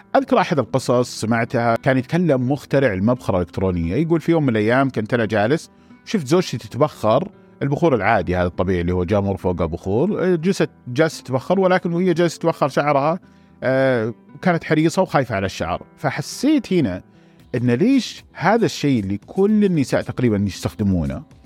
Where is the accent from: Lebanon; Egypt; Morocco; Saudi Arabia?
Saudi Arabia; عندنا في السعوديه